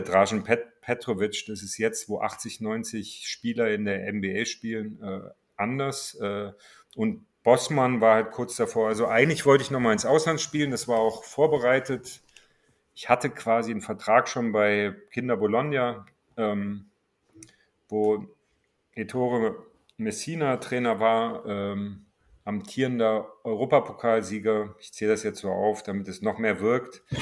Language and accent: German; Marburg, Hesse, Germany; moved away as an adult; also born or lived in Cologne / Berlin; ich stamme aus Marburg und musste da immer nach Gießen fahren